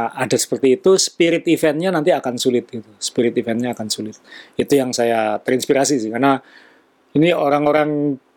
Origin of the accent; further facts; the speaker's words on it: Kalimantan, Indonesia; born there; Iya betul, saya juga lahir di Kalimantan gitu.